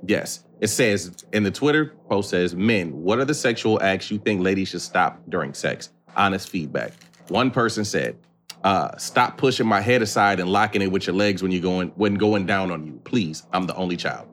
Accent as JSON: {"language": "English", "town": "Battle Creek", "region": "Michigan", "country": "United States", "tie": "born or raised there"}